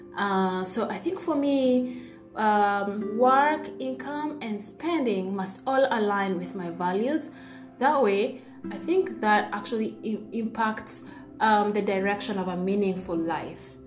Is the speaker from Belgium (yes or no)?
no; Kenya; I'm from Kenya